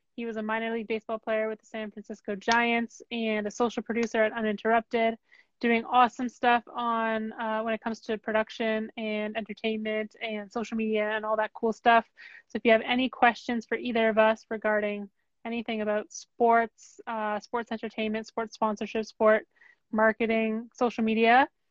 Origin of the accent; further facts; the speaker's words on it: Canada; I'm from Canada